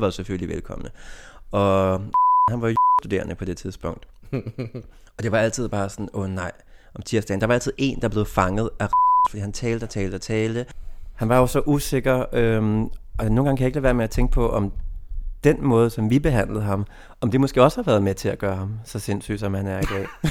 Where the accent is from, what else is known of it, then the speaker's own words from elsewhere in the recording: Denmark; moved away; min egen provins, hvor jeg kommer fra